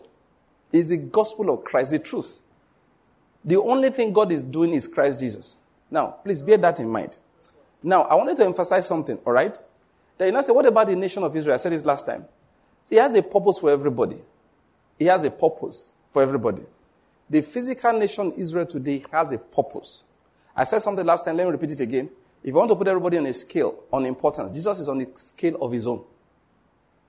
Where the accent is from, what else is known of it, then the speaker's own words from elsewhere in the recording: Western Nigeria, Nigeria; I'm from Western Nigeria